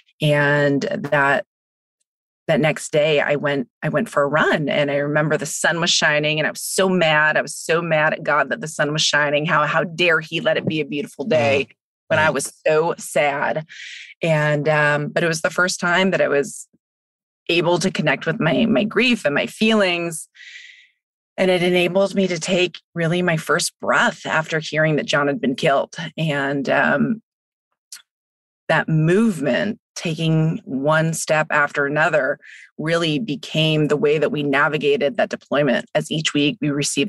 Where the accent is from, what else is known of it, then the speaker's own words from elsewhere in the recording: Northern California, United States; moved away as an adult; also born or lived in Santa Barbara, California / Hawaii / Fort Benning, Georgia / Louisiana; I am from Northern California, and my husband and I grew up in the same small town.